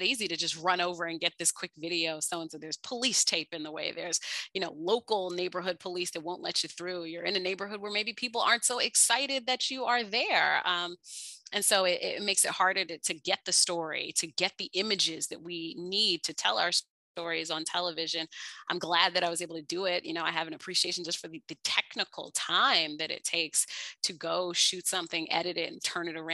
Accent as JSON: {"language": "English", "town": "Washington", "region": "District of Columbia", "country": "United States", "tie": "born or raised there", "said": "growing up in Washington, D.C."}